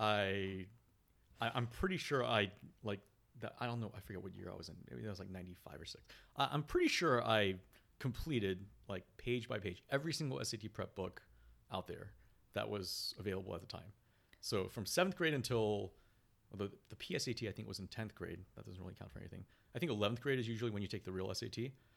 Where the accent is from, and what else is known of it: Virginia Beach, Virginia, United States; born or raised there; also born or lived in Korea